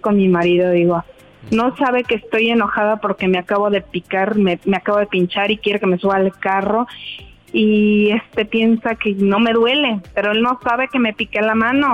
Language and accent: Spanish; Mexico